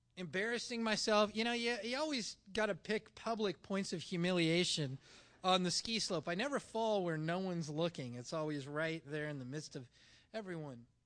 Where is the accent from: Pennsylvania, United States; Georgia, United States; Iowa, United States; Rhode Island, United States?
Iowa, United States; Ottumwa; moved away; also born or lived in Linden, Nova Scotia; in Linden, Nova Scotia, I, from Ottumwa, Iowa, is known as a townie